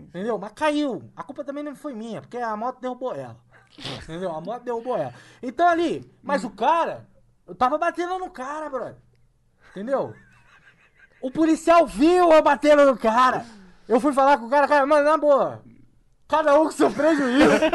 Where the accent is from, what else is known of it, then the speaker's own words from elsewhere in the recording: Rio de Janeiro, Brazil; now in São Paulo, Brazil; sou carioca